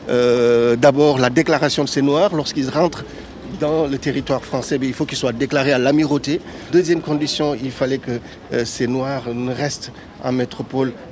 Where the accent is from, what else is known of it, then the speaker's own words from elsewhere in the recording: Senegal; moved away as an adult; now in Bordeaux, France; Moi, je suis arrivé du Sénégal en 1996 pour faire des études de sciences politiques à Bordeaux.